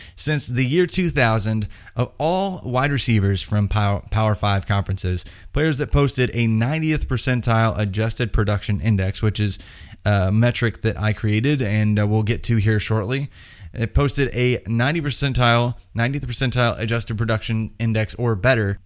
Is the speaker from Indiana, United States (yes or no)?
yes; Indiana, United States; I'm from Indiana.